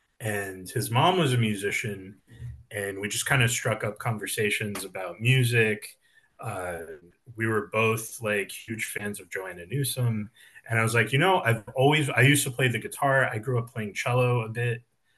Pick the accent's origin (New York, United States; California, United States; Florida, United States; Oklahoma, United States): New York, United States; New York City; I'm like moving in with a family member. I grew up in Jackson Heights. I'm just returning to Jackson Heights.